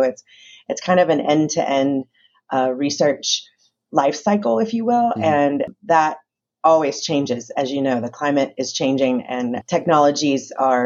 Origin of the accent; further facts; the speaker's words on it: Newton, Kansas, United States; I grew up in Newton, Kansas